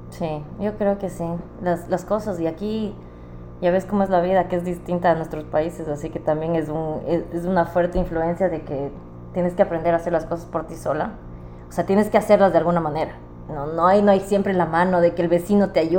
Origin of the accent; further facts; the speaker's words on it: Ecuador; moved away; Cuando me vine de Ecuador